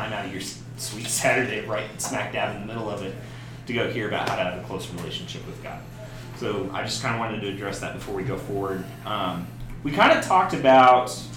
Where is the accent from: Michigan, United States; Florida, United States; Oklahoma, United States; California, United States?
Oklahoma, United States; I come from Oklahoma